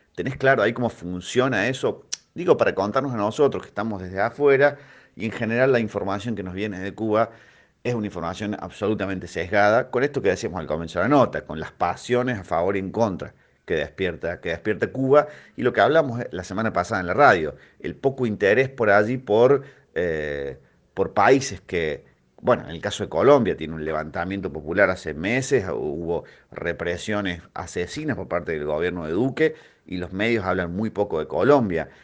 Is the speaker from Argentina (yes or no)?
yes; Argentina; a los argentinos